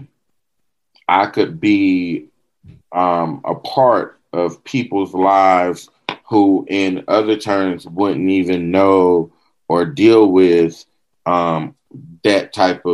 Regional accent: the South, United States; we're from the South

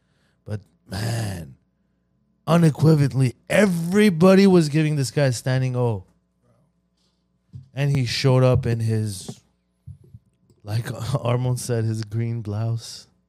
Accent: United States

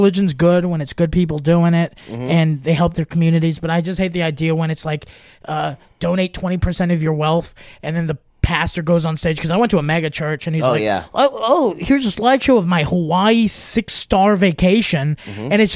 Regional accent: Germany; moved away; when I grew up in Germany

